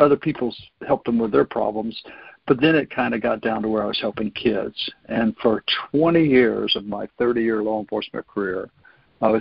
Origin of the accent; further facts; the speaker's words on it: North Florida, United States; I actually grew up here in North Florida